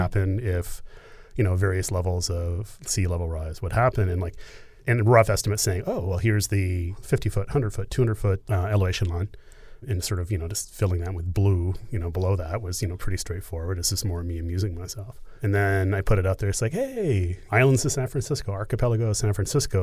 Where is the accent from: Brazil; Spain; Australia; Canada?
Canada; I'm Canadian